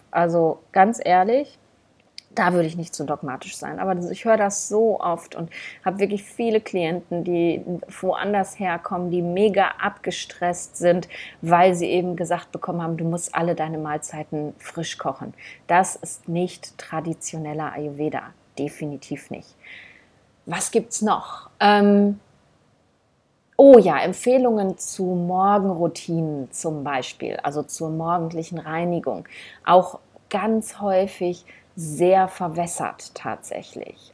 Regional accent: Germany; bei uns in Deutschland

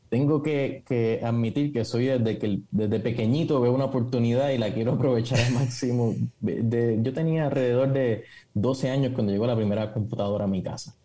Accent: Puerto Rico; Nací en, Puerto Rico, me crié con mucho conocimiento sobre psicología

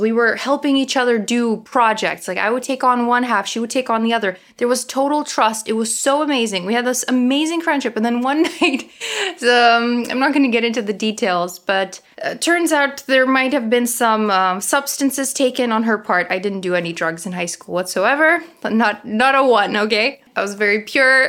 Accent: Toronto, Ontario, Canada; accent: Ukrainian; Toronto. Yay, my hometown

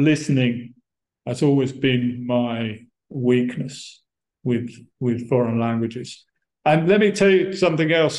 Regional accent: Brighton, South East England, United Kingdom; moved away as an adult; also born or lived in Monterrey, Mexico; I'm from Brighton, and uh, I I grew up there in that city

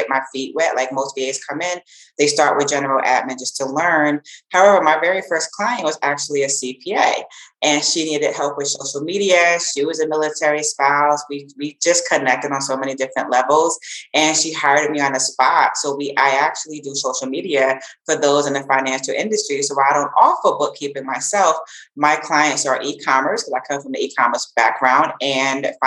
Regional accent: the Jersey Shore, New Jersey, United States; also born or lived in Frankfurt, Germany / Offutt Air Force Base, Nebraska / Greece / Guantanamo Bay, Cuba; now in Madrid, Spain; I'm from New Jersey, the Jersey Shore

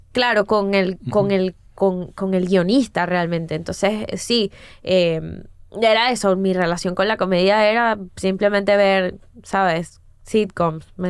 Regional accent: Caracas, Capital District, Venezuela; moved away as an adult; also born or lived in Florida, United States; Yo soy de Prado de María, o sea, de una zona eh, del oeste de Caracas.

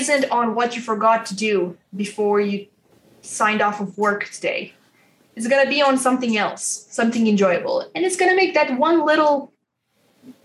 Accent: Romania; I'm from Romania and I work with the people overseas in the US

